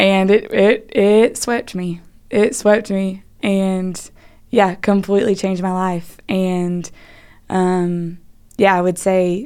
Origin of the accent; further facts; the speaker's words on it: Birmingham, Alabama, United States; also born or lived in Auburn, Alabama; I'm from Birmingham, graduated from Homewood in 2017